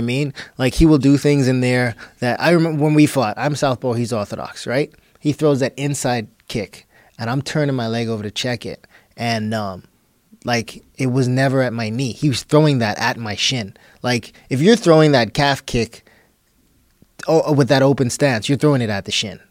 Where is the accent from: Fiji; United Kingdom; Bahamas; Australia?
Bahamas; moved away; also born or lived in Texas; I'm this kid from the Bahamas